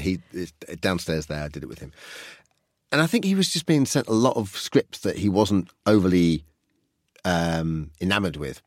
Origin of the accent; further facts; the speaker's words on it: United Kingdom; I grew up just outside London